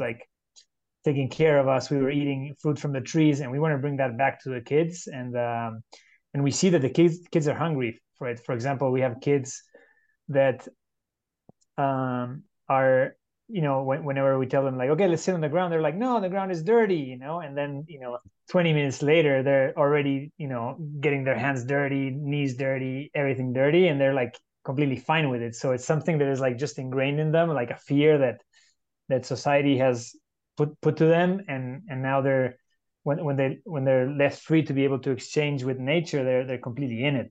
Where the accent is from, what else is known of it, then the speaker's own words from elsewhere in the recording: Uruguay; now in San Jose, Costa Rica; I'm originally from Uruguay in South America, living in San Jose, Costa Rica